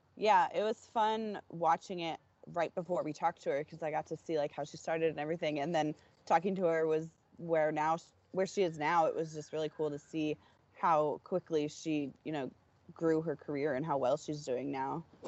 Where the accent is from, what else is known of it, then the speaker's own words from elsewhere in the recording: Florida, United States; I'm from Florida